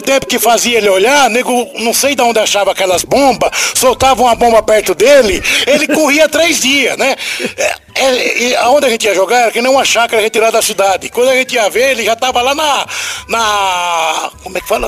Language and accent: Portuguese; Caruaru, Pernambuco, Brazil; moved away; eu sou pernambucano